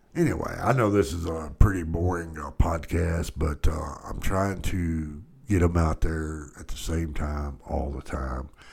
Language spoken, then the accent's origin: English; Dallas, Texas, United States; I was born and raised in Dallas